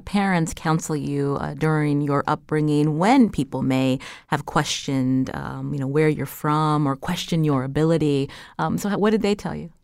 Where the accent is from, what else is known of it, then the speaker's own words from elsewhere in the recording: northwest Pennsylvania, United States; they moved to, uh, northwest Pennsylvania, which is also predominantly white.